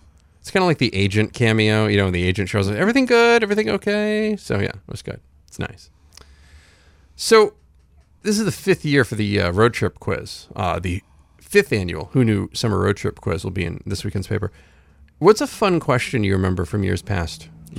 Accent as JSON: {"language": "English", "town": "Rumford", "region": "Maine", "country": "United States", "tie": "born there", "said": "I was born in Rumford. I can say whatever I want about it."}